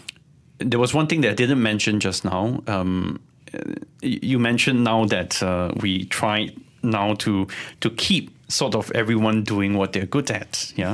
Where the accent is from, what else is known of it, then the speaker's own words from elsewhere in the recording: Sabah, Malaysia; I'm also from Sabah.